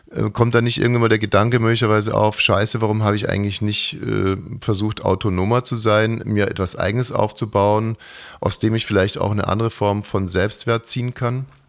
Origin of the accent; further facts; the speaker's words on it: Bavaria, Germany; aus meiner Heimat, Bayern